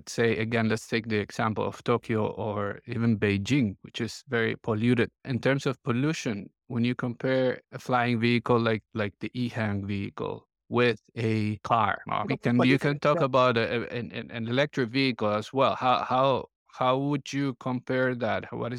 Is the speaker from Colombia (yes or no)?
yes; Colombia; English is a second language; look, I'm from Colombia originally.